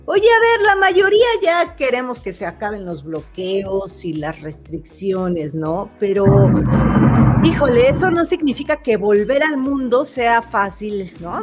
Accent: Mexico; como mexicanos

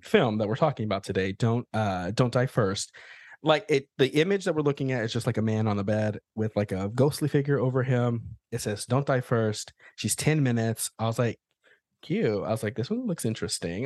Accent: the South, United States; I grew up, you know, in the middle of nowhere, like, with a whole bunch of cowboys. Like, I am from the Bible Belt. I'm from the South

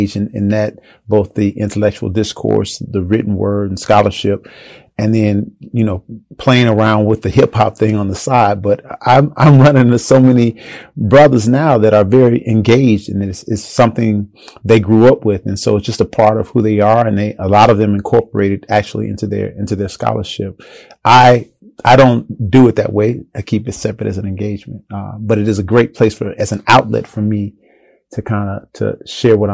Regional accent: Chicago, Illinois, United States; I grew up in Chicago, and growing up in Chicago, you're always exposed to house music

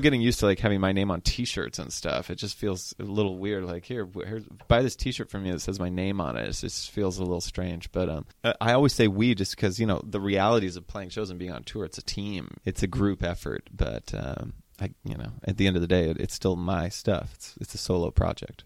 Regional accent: Cambria, California, United States; now in Los Angeles, United States; growing up in Cambria

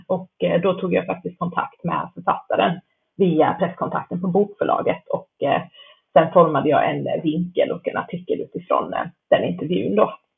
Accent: Canada; moved away; jag pluggade till journalist i Kanada, där jag är uppvuxen

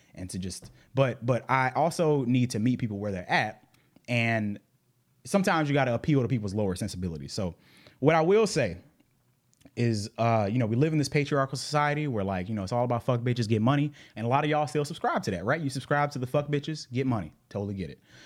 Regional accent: Atlanta, Georgia, United States; I was raised in Southwest Atlanta in the nineties

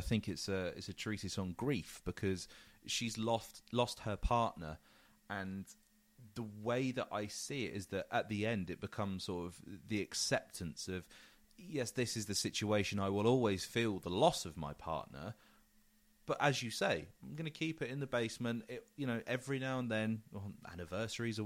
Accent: England, United Kingdom; as an Englishman

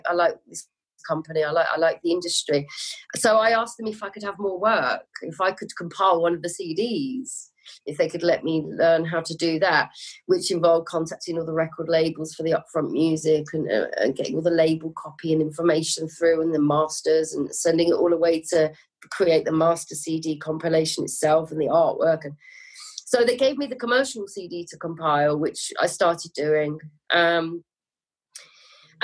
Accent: Lincolnshire, East Midlands, United Kingdom; moved away as an adult; now in London, United Kingdom; I'm from London originally, but moved up to Lincolnshire with my family when I was 8

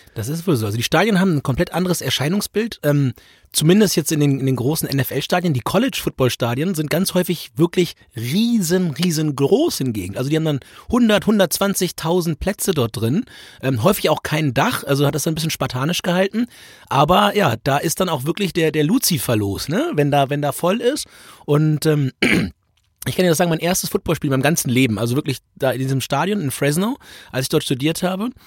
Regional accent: Germany; dass du als Deutscher überall hingehst, dich als Deutscher zu erkennen gibst

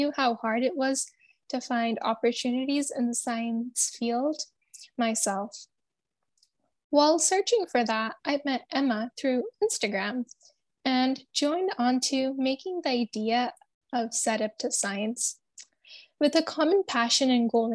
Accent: Alberta, Canada; I'm a junior in high school, and I'm from Alberta, Canada

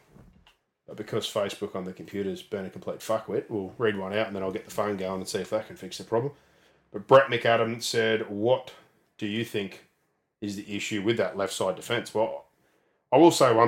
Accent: Penrith, New South Wales, Australia; We're fucking from Penrith

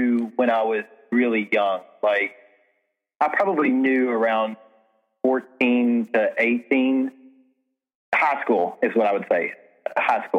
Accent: American South, United States; Growing up in the American South

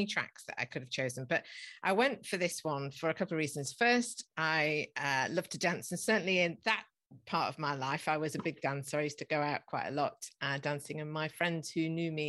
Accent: Beeston, East Midlands, United Kingdom; moved away as an adult; now in London, United Kingdom; I was born and brought up in Beeston, just outside of Nottingham

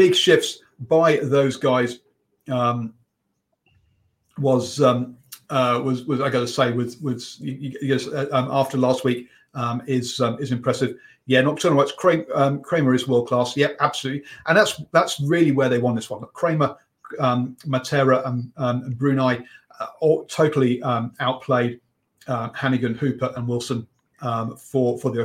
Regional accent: England, United Kingdom; I'm English

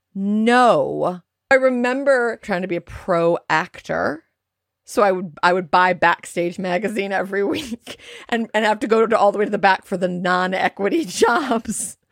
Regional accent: Highland Park, Illinois, United States; we are speaking to you from my hometown of Highland Park, Illinois

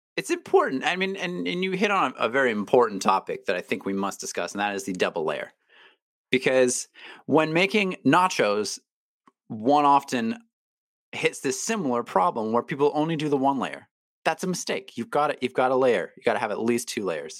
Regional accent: Toronto, Ontario, Canada; growing up in Toronto, poutine was, like, around

